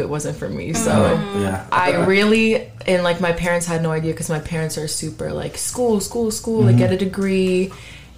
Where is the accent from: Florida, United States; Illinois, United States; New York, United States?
Florida, United States; Miami; moved away as an adult; now in Dallas, United States; I was raised in Miami. I'm from Florida, from Miami, and I moved here about 6 years ago